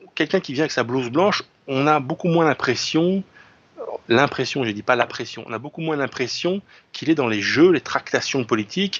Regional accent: France; je suis un français enraciné

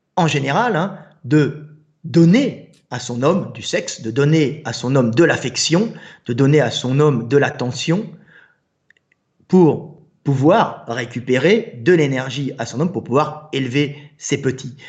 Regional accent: France

